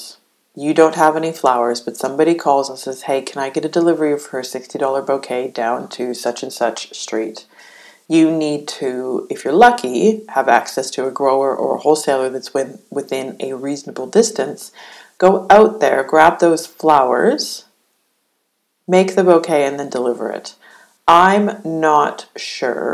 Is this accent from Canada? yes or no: yes; Canada; as a Canadian